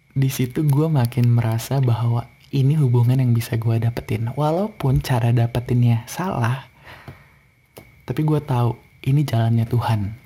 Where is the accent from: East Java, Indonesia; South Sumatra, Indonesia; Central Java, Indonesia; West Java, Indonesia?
West Java, Indonesia; Bandung; moved away as an adult; now in Jakarta, Indonesia; gue ini dari Bandung